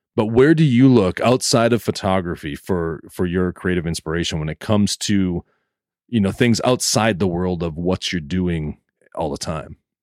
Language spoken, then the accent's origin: English; northeast Minnesota, United States; born or raised there